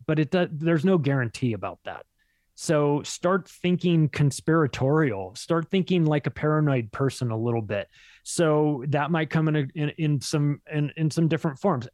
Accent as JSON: {"language": "English", "town": "Palm Springs", "region": "California", "country": "United States", "tie": "born or raised there", "said": "I grew up in Palm Springs."}